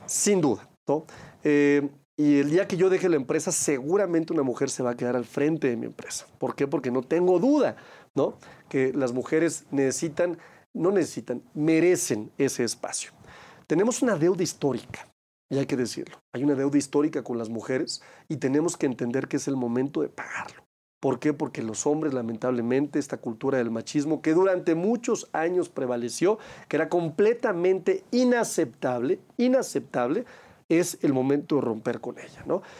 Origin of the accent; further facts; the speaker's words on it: Aguascalientes, Mexico; en mi país y por supuesto en mi estado